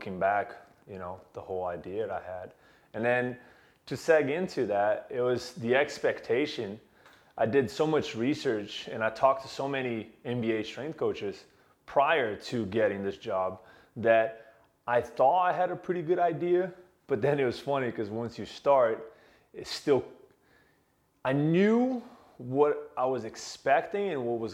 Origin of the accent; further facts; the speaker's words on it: Brazil; moved away as an adult; I was born and raised in Brazil, and I had the dream to one day work in the league. And when I left Brazil to pursue a degree internationally